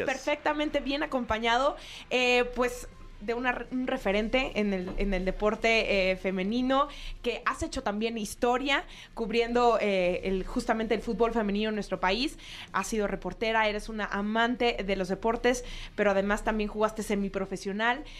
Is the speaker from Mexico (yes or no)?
yes; Mexico; nosotros como mexicanos